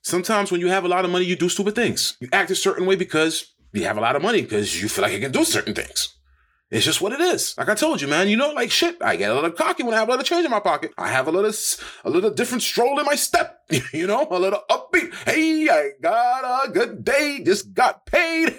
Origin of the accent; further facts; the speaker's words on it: United States; as an American